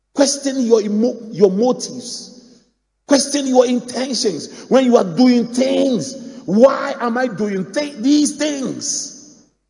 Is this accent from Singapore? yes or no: no; Mampong, Ghana; my hometown, Mampong